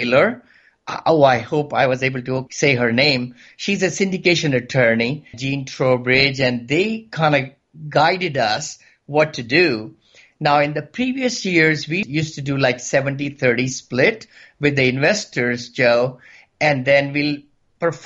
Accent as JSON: {"language": "English", "country": "India", "moved": "as an adult", "lives_now": "San Francisco, United States", "said": "I came from India about 40 years back"}